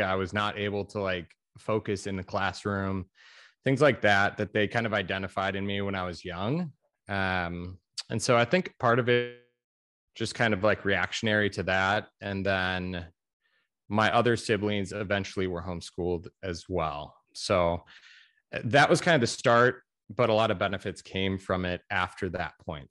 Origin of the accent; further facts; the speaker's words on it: Chicago suburbs, Illinois, United States; moved away as an adult; now in Greensboro, United States; I am from the Chicago suburbs in Illinois